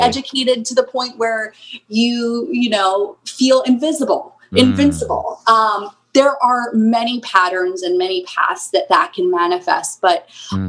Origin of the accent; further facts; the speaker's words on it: Souderton, Pennsylvania, United States; We grew up in um, Souderton, Pennsylvania